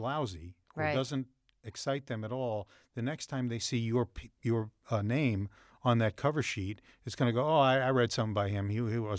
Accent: New York, United States; I grew up on Long Island. My parents were fine. Everybody was good.

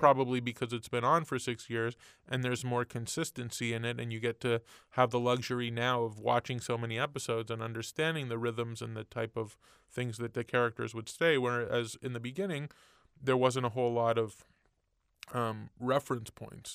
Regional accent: Montreal, Quebec, Canada; moved away; I grew up in Canada and Montreal, and in the eighties

